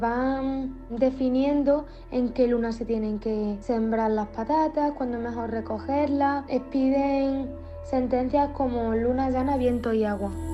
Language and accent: Spanish; Pozoblanco, Andalusia, Spain; moved away as an adult; also born or lived in Barcelona; soy de Pozo Blanco y que la patrona de mi pueblo es la Virgen de Luna